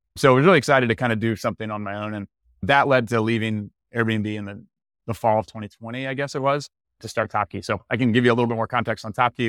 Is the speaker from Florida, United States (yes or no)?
yes; Tallahassee, Florida, United States; also born or lived in San Francisco; now in Santa Rosa Beach, United States; I'm from Tallahassee, Florida originally